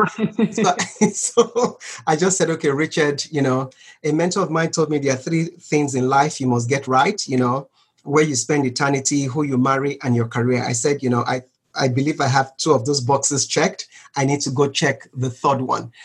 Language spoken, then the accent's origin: English; Nigeria; growing up in Nigeria, a developing country of, you know, right now about 200 million people